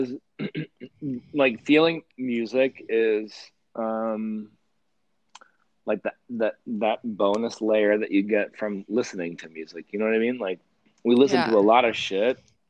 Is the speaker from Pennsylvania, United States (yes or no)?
yes; Western Pennsylvania, United States; I grew up in Western Pennsylvania